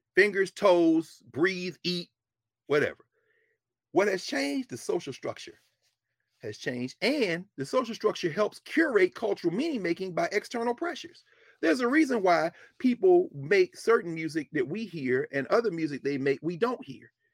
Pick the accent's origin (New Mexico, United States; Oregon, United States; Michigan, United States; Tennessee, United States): Tennessee, United States; Nashville; moved away; I grew up in Nashville.